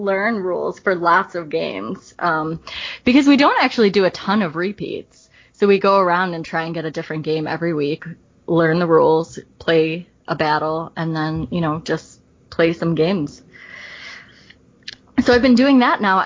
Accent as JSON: {"language": "English", "town": "Buffalo", "region": "New York", "country": "United States", "said": "I'm from Buffalo, New York."}